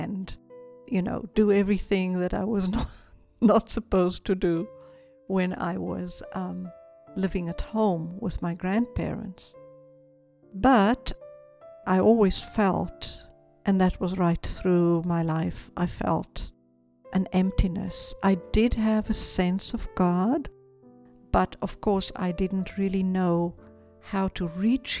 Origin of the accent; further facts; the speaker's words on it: South Africa; moved away as an adult; now in Israel; Growing up in South Africa